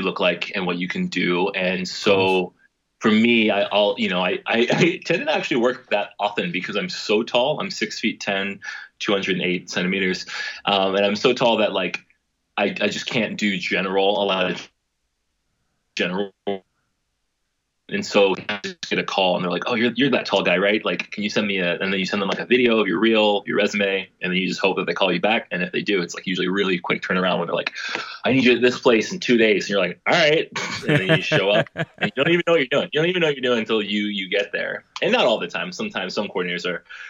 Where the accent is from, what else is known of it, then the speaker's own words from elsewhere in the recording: Atlanta, Georgia, United States; moved away; growing up in Atlanta